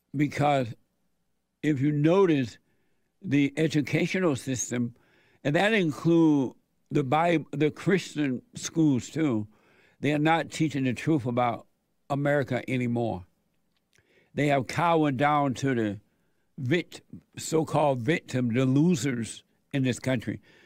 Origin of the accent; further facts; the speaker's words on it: Alabama, United States; moved away; I was born in Alabama on a plantation